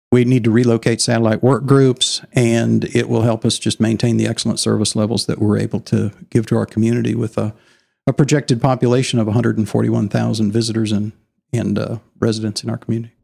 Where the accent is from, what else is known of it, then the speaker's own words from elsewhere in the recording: Illinois, United States; moved away as an adult; also born or lived in Dallas, Texas; now in Allen, Texas, United States; I was raised in Illinois, in the Corn Belt